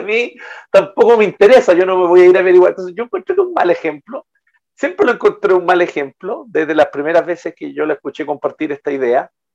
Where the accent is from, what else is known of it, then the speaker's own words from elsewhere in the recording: Chile; en buen chileno